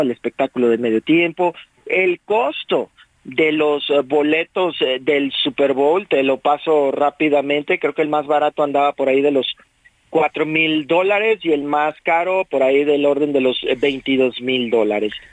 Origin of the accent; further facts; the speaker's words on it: Mexico; aquí en nuestro país somos, los mexicanos somos una gran afición